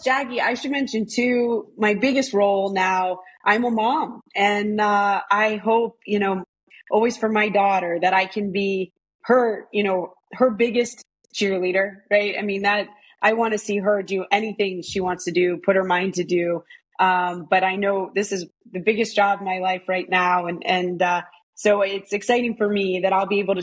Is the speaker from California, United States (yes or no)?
no; Washington, District of Columbia, United States; also born or lived in Boston, Massachusetts / Alabama; we grew up in the Washington, D.C. area